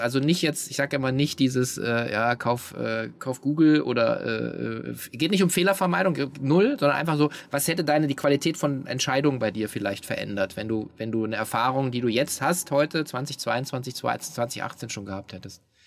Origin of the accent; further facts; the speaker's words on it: Hanover, Lower Saxony, Germany; Ich komme aus Hannover